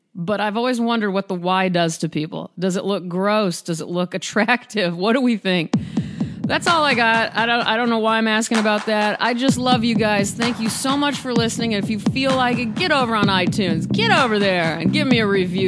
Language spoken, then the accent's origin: English; Omaha, Nebraska, United States; now in Los Angeles, United States; being from Nebraska. I'm from Omaha